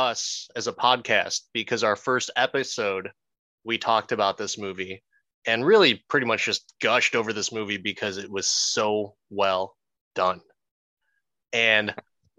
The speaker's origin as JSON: {"language": "English", "country": "Philippines", "said": "I am Filipino"}